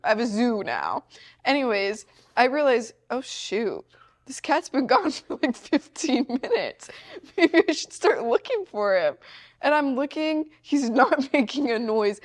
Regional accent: Missouri, United States; I'm from Missouri

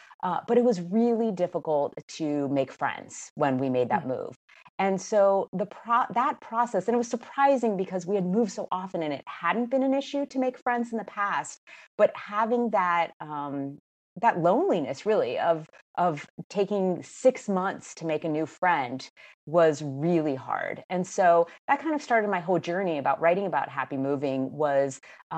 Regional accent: Miami, Florida, United States; also born or lived in Massachusetts / Maryland / Ohio / California; And I'm originally from Miami, Florida, so I've really covered going all around the country.

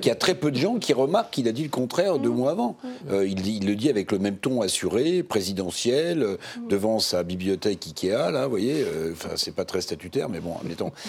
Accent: Charente, Nouvelle-Aquitaine, France; chez moi en Charente

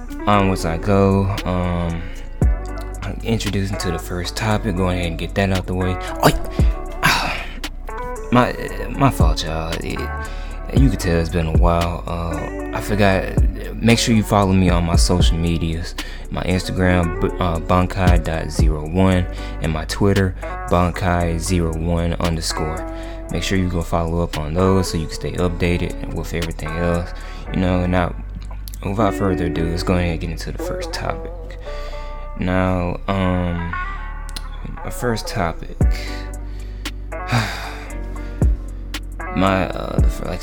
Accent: Mississippi, United States; moved away as an adult; now in Tuscaloosa, United States; I've also since moved from my hometown in Mississippi, so now I'm just now adapting to my new environment here in Tuscaloosa, Alabama

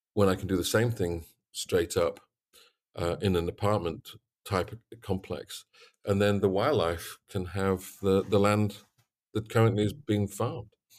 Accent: Yorkshire and the Humber, United Kingdom; moved away as an adult; also born or lived in North Carolina; I come from East Yorkshire, worked on a very big farm, 250 sow unit

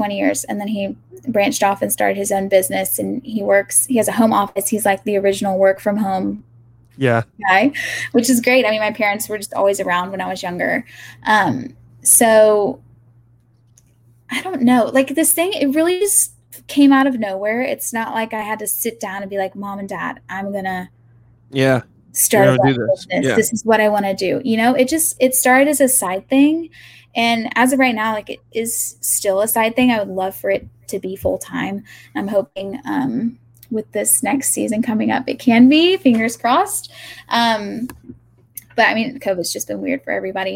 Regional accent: Augusta, Georgia, United States; moved away as an adult; also born or lived in Athens, Georgia / Atlanta, Georgia / California; I grew up in Augusta

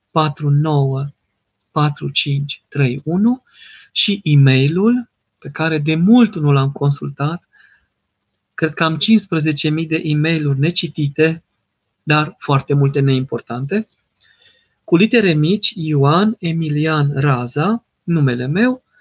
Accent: Târgu Mureș, Mureș County, Romania; sunt, în târgul, sunt din Târgu Mureș.

